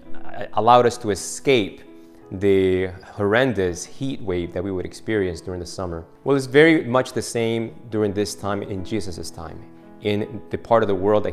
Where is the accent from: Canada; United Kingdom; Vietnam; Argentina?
Argentina; moved away; I'm from Argentina